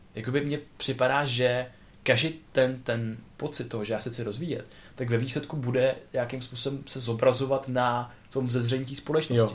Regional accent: Czechia; jsem se narodil tady v Česku

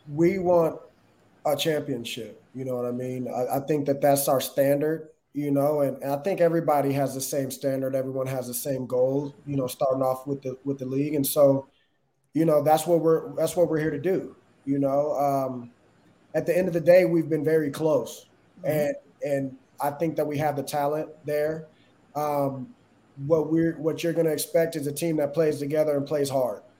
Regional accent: Austin, Texas, United States; started off uh, in Austin, Texas, and, and, and that's my hometown

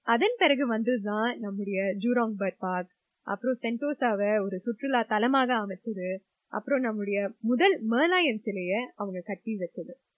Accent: Singapore; நான் சிங்கப்பூரர் தான் இங்கே பிறந்து

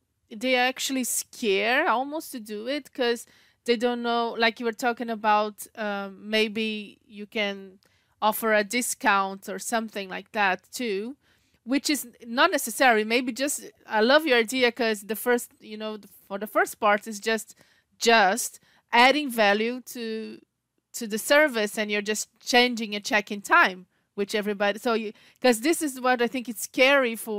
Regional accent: Brazil; we are from Brazil

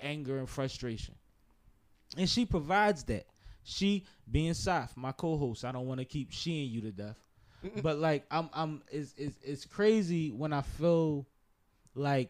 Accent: Philadelphia, Pennsylvania, United States; We're from Philadelphia

